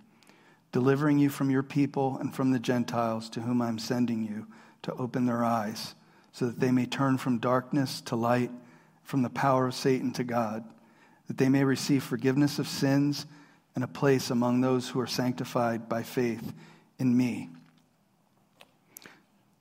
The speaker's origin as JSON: {"language": "English", "town": "Harrisburg", "region": "Pennsylvania", "country": "United States", "tie": "born or raised there", "said": "I grew up around here in Harrisburg"}